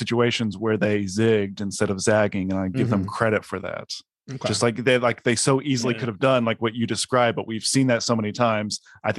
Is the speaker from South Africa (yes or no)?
no; United States; as an American